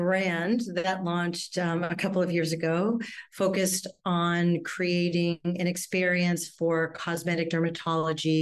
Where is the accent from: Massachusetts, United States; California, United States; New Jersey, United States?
Massachusetts, United States; a suburb outside of Boston; now in New York City, United States; I'm originally from Boston, outside of Boston, a suburb outside of Boston